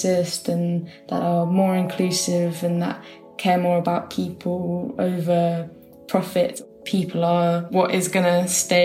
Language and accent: English; Kent, South East England, United Kingdom; moved away as an adult; also born or lived in Brixton, London; now in London, United Kingdom; I'm from the UK. I was born in Brixton in London, and then I grew up in the countryside in Kent